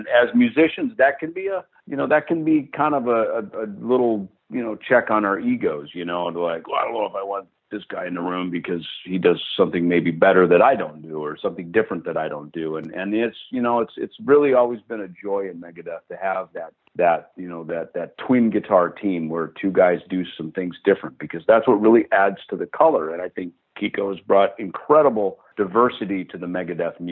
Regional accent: Jackson, Minnesota, United States; the retail shop in Jackson, Minnesota, my hometown

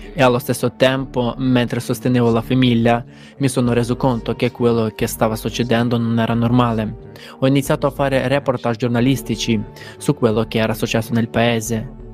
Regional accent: Mozambique; vengo dal Mozambico

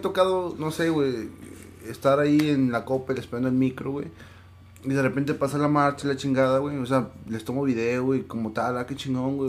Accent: Veracruz, Mexico; moved away; yo también soy de Veracruz

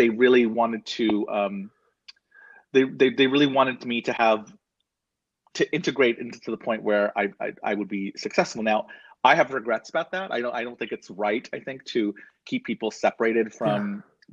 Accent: Southern California, United States; also born or lived in Hollywood, California; growing up in Southern California

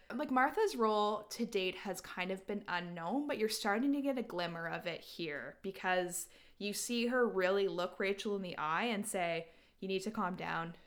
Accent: Canada; we're Canadian

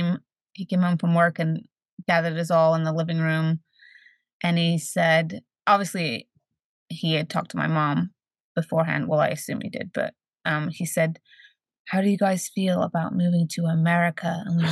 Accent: New Jersey, United States; also born or lived in Sheffield, England; when we moved to the States, we moved to New Jersey. And I grew up in New Jersey until I graduated high school.

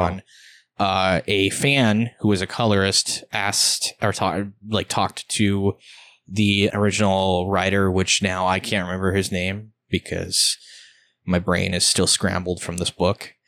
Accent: United States; I am an American

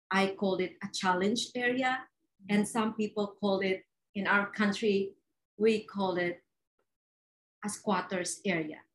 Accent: Philippines; I was born and raised in the Philippines

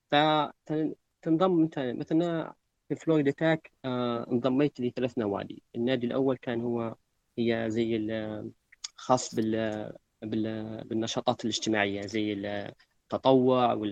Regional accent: Libya; وشنو الافكار اللي عندنا في ليبيا تكون مختلفه عن العالم

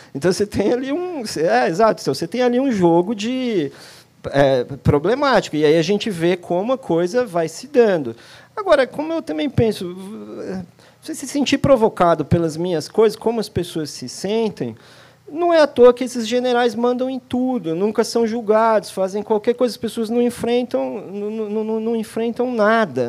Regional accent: São Paulo, Brazil; Eu sou de São Paulo

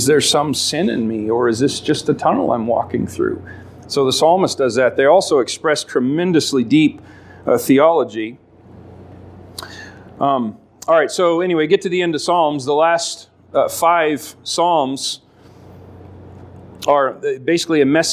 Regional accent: Alaska, United States; I grew up in Alaska

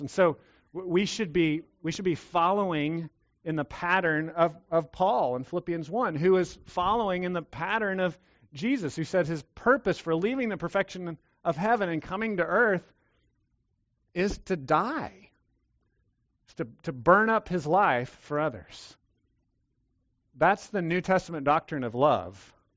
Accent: Texas, United States; Yes, I'm a Texan

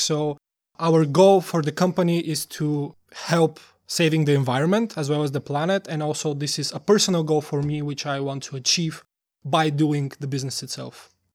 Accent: Bulgaria; moved away as an adult; now in Denmark; We are both from Bulgaria, and for me, I, it's already been almost five years since I'm in Denmark

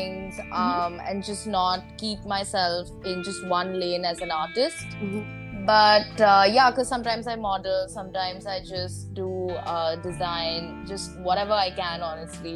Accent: Mumbai, Maharashtra, India; I'm from Mumbai, India.

